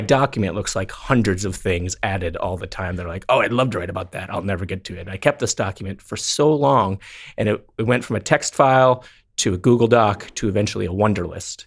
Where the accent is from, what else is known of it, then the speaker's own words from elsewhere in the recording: North Dakota, United States; moved away; my hometown of North Dakota